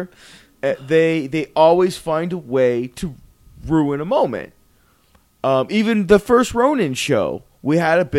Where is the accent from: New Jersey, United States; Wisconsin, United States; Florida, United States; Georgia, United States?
Florida, United States; Broward County; I was raised in the Broward County school system